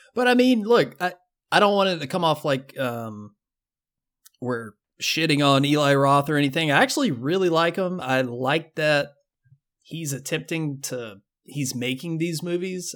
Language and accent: English; the South, United States; I grew up in the South